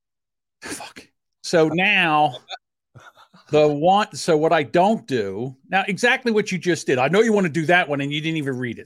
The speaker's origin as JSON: {"language": "English", "region": "New Jersey", "country": "United States", "accent": "South Jersey", "said": "I have a South Jersey accent"}